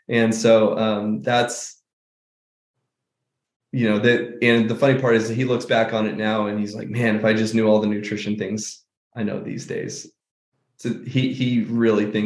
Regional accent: Auburn, California, United States; moved away as an adult; also born or lived in Grass Valley, California / Reno, Nevada; now in Phoenix, United States; I was born in Grass Valley and raised out there till I was basically 10. We went to Reno for a couple of years when I was really little, but 8 years up in the Nevada County area, and then moved to Auburn when I was 10 and lived there till

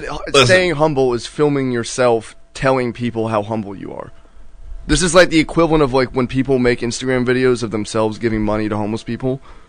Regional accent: Las Vegas, Nevada, United States; I was actually born in Las Vegas.

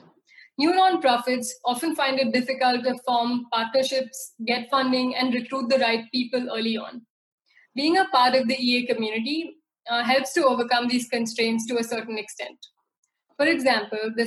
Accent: India; my hometown in rural India

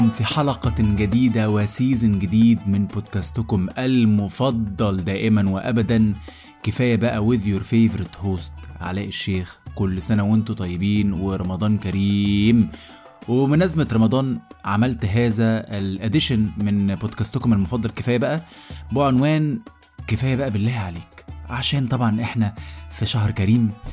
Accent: Egypt; احنا كمصريين

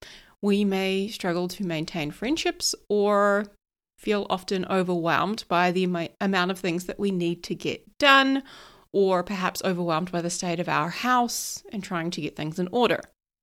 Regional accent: New Zealand; So although I live here in New Zealand and I'm a Kiwi, apparently I get a bit of an American accent going

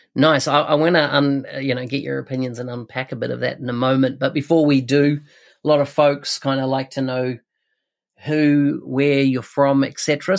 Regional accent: New Zealand; Auckland, New Zealand, so my home country

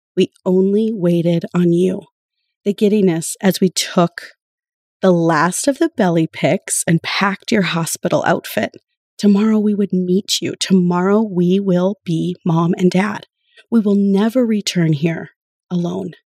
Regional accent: Spirit Lake Nation, central North Dakota, United States; moved away as an adult; also born or lived in Fargo-Moorhead; now in Fargo, United States; I am from Spirit Lake Nation, which is on the Dakota Reservation in central North Dakota

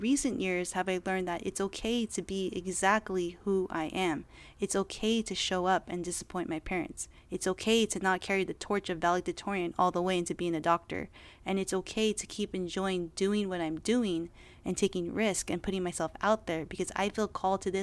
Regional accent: United States; I was born and raised in America

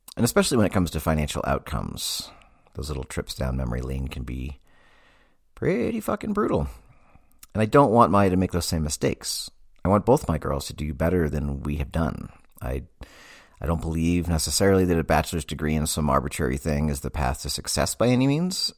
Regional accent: Massachusetts, United States; I grew up in Massachusetts

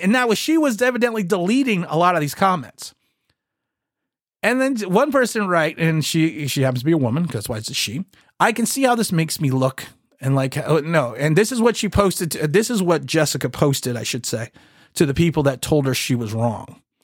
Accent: United States; My father was born here. I was then born here. We came over from Ireland.

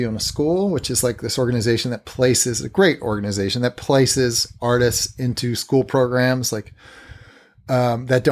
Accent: Portland, Oregon, United States; moved away as an adult; also born or lived in Massachusetts; now in Brooklyn, United States; I'm from Massachusetts, grew up mostly in Portland, Oregon.

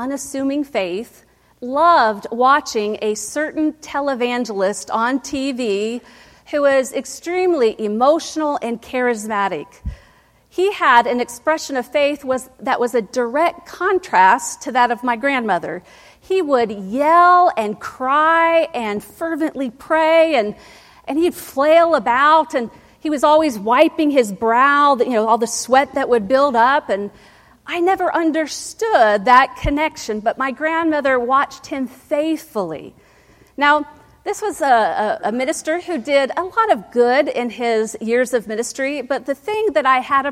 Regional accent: Ohio, United States; moved away; growing up in Ohio

